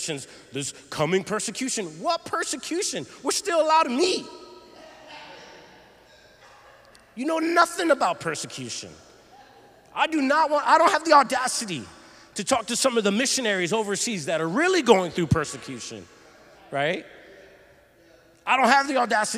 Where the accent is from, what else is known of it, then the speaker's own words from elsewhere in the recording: Philadelphia, Pennsylvania, United States; we're from the Philly area